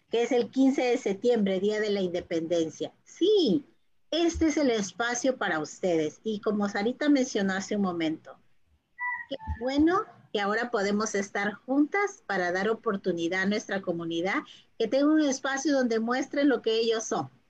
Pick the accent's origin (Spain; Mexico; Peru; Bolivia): Peru; Nosotros tenemos, somos peruanos, tenemos que enseñar a nuestros hijos que ellos se sientan latinos, que se sientan hispanos